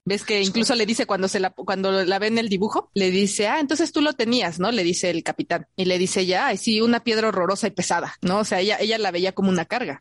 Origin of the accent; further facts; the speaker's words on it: Mexico City, Mexico; los chilangos conocemos